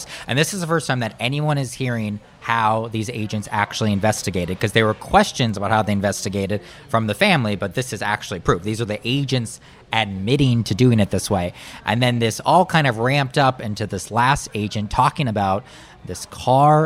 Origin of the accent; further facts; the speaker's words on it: Marshall, Minnesota, United States; I grew up in Marshall, Minnesota, not far from a reservation.